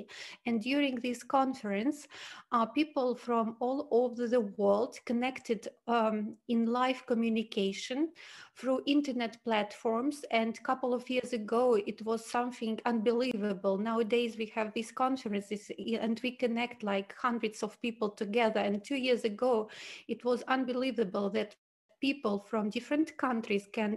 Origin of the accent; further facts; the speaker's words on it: Switzerland; I'm from Switzerland, but I have a big experience to live and work in different countries in the world